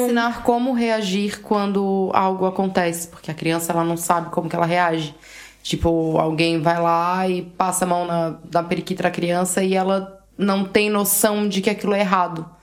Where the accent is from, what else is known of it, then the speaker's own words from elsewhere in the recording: Brazil; Eu sou brasileira